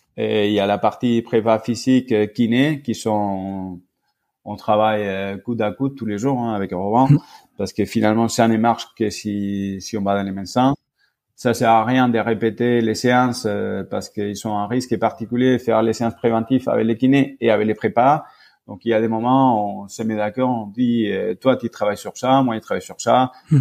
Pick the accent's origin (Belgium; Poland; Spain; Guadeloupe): Spain; moved away as an adult; now in France; j'ai fait mes études en Espagne, j'ai grandi en Espagne